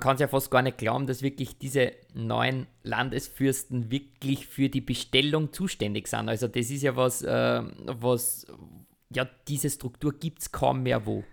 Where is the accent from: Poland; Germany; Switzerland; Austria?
Austria; bei uns in Österreich